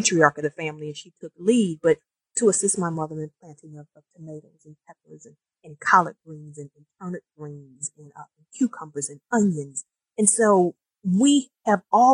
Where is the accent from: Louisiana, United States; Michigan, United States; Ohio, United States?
Michigan, United States; Detroit; I was born and raised in Detroit as my hometown. I was born in 1969 in the northwest side of Detroit